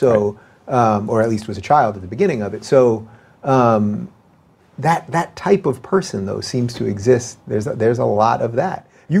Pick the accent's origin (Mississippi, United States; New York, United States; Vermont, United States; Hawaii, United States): New York, United States; Long Island; so I grew up in Long Island, everyone was either Jewish or Greek or Italian, basically